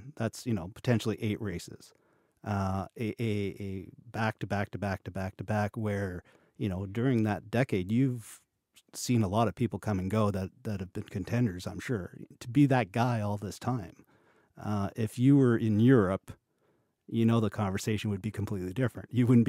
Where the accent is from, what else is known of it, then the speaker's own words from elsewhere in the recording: Quebec, Canada; I'm from Quebec and I didn't even know that.